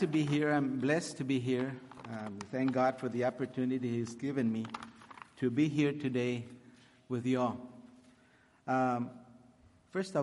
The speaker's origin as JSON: {"language": "English", "town": "Laredo", "region": "Texas", "country": "United States", "tie": "born or raised there", "also_born_or_lived": "Corpus Christi, Texas", "second_language": "English", "said": "I was born in Corpus Christi. I was raised my entire life in Laredo, Texas, a border town. I did not know really how to speak English"}